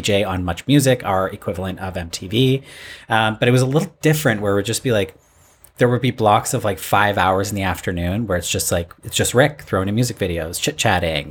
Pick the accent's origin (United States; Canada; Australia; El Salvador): Canada; Toronto, Ontario; also born or lived in Alberta; I'm Canadian